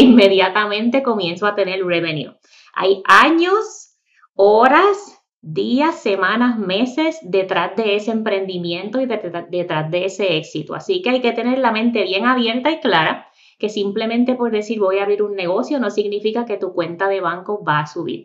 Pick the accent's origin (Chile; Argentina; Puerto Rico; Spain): Puerto Rico; moved away as an adult; also born or lived in Miami, Florida; now in North Carolina, United States; soy nacida y criada en Puerto Rico.